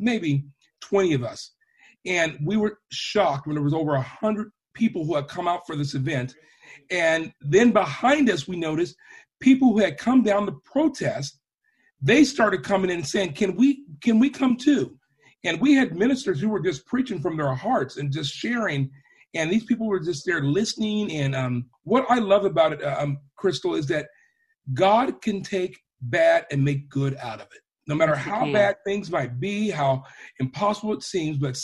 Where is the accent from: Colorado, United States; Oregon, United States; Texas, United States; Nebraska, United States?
Oregon, United States; Portland; I'm born and raised in Portland, born on the hill even, hospital.